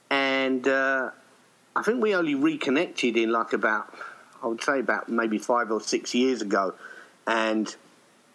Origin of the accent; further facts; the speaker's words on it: United Kingdom; now in Kuala Lumpur, Malaysia; I'm a British expat that lives in Kuala Lumpur, Malaysia